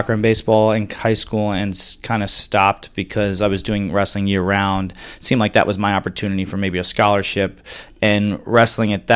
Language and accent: English; Long Island, New York, United States; New York guy, growing up on Long Island, one of five kids, big family